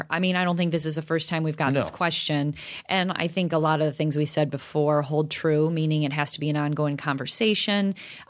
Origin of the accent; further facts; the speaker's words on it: DeKalb, Illinois, United States; I grew up in DeKalb, so everything was in a cornfield.